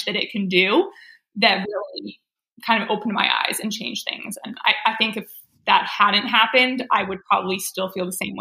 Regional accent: Canada; moved away as an adult; now in United States; In Canada, actually. I grew up in Canada.

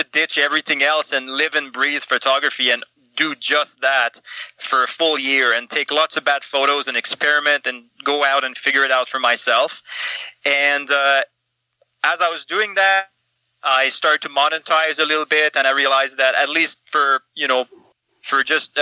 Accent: Eastern Canada, Canada; moved away; I'm from Eastern Canada, and I came out to check out the mountains like every Easterner does at some point in their teenage years

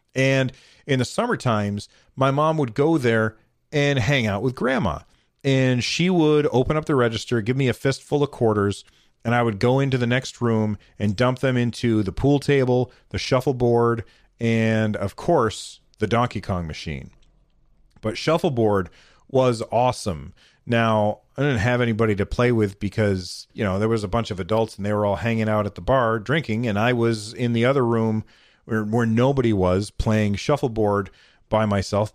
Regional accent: United States; I'm an American

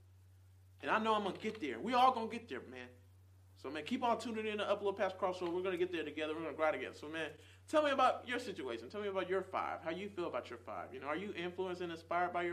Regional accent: Nashville, Tennessee, United States; moved away as an adult; also born or lived in Charlotte, North Carolina; here in Nashville, in Nazareth, this is what I call this place

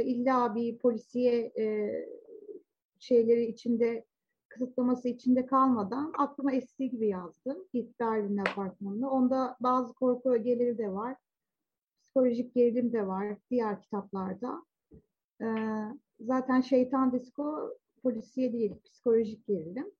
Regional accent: Zonguldak, Turkey; 70'lerin sonunda ve 80'lerde çocukluk ve daha sonra ergenliğimi geçirdim Zonguldak'ta.

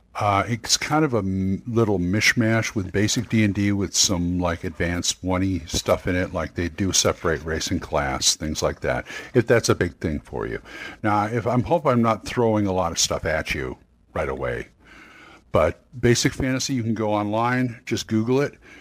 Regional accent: Long Beach, California, United States; now in Oklahoma City, United States; I came from California. I'm from Long Beach. I'm living in Oklahoma City right now

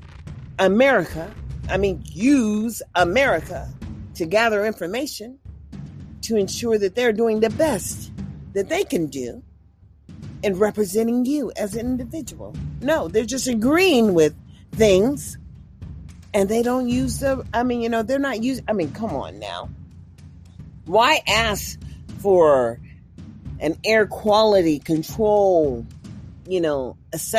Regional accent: Mississippi, United States; also born or lived in California; now in Nevada, United States; I was far as west as I could get, living in California, considering I was born from Mississippi

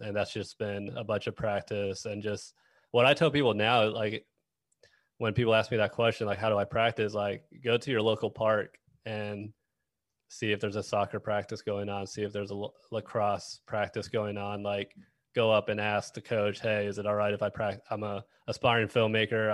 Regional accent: Dallas, Texas, United States; moved away; also born or lived in Kansas City; I'm from Dallas

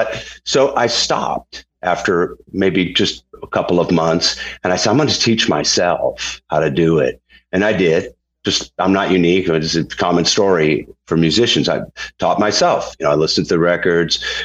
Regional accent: Holyoke, Massachusetts, United States; We had a great record store in my hometown, Holyoke, Massachusetts

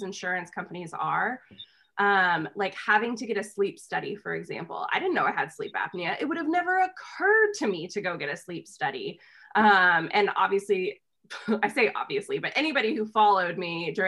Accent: United States; I'm from the United States

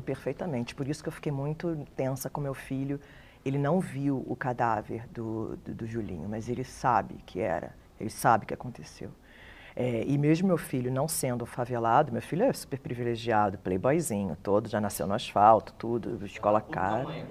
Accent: Rio de Janeiro, Brazil; eu sou cria do Morro do Dendê, na Ilha do Governador

